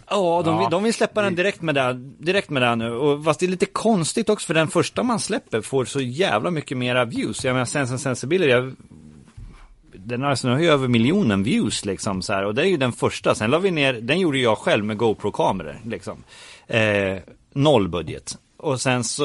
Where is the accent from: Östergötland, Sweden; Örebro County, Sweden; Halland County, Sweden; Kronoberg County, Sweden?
Örebro County, Sweden; Örebro; man höll ju på att göra fanzine hemma i Örebro